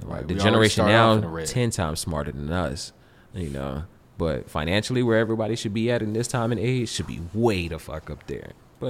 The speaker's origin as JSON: {"language": "English", "region": "the South", "country": "United States", "said": "because I'm from the South."}